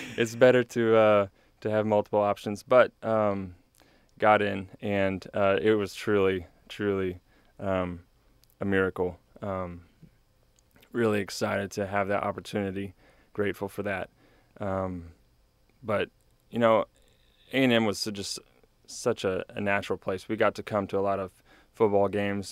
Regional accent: New Braunfels, Texas, United States; moved away as an adult; now in College Station, United States; I grew up in New Braunfels area

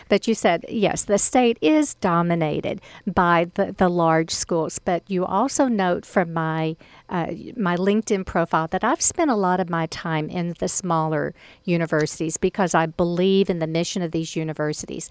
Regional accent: Mount Pleasant, Texas, United States; my hometown of Mount Pleasant

